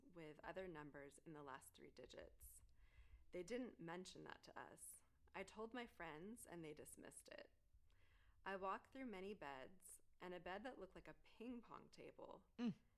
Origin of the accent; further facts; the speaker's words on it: Southern California, United States; moved away; So I am from Southern California.